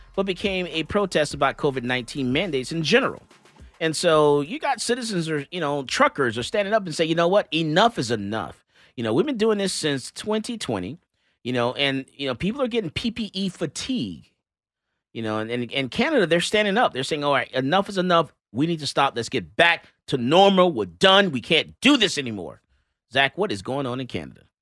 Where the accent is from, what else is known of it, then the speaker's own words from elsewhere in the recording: Florida, United States; also born or lived in Georgia; I'm from Florida